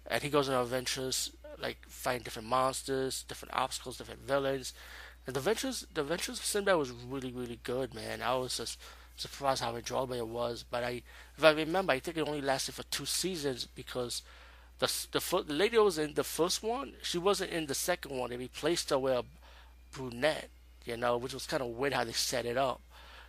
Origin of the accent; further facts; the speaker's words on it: New York, United States; Where I'm from New York.